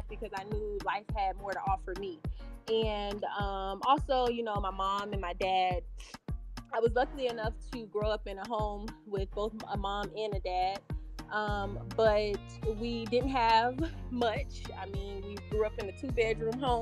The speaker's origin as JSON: {"language": "English", "town": "Miami", "region": "Florida", "country": "United States", "tie": "born or raised there", "moved": "as an adult", "lives_now": "Houston, United States", "said": "I am from Miami, Florida, born and raised. Not the Miami that you guys see on TV, but I was born and raised on 51st Street, which is in Liberty City."}